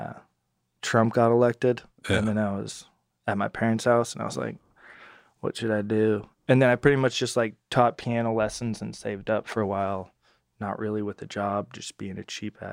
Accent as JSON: {"language": "English", "town": "Austin", "region": "Texas", "country": "United States", "tie": "born or raised there", "also_born_or_lived": "New York", "said": "Born and raised in Austin."}